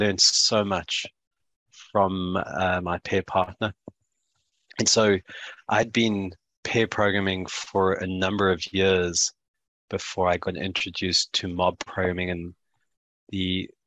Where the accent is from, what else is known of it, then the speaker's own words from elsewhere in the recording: South Africa; moved away as an adult; now in New Zealand; I am South African born, New Zealand based. So I call myself a Siwi. That's a South African Kiwi. I've been in New Zealand for the last 6 years, but spent most of my life in South